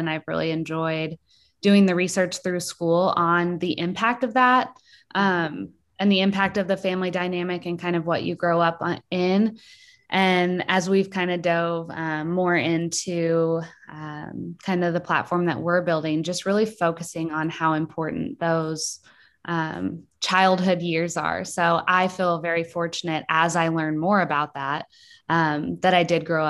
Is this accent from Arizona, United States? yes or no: no; Springfield, Missouri, United States; I grew up in Springfield, so pretty close to Lockwood where Megan grew up. And I had a really pretty wonderful childhood, really.